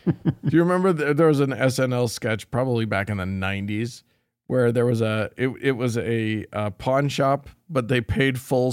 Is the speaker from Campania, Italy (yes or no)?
no; Bari, Apulia, Italy; I'm from Bari, Italy.